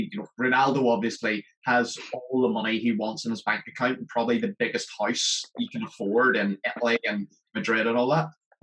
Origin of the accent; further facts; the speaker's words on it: Belfast, Northern Ireland, United Kingdom; I was brought over from Belfast to Leeds